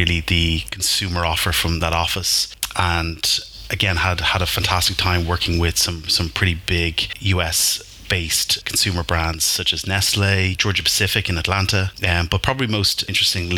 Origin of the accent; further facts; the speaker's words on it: Dún Laoghaire, Leinster, Ireland; moved away as an adult; also born or lived in London; born and raised in the Dunleary, Dean's Grange area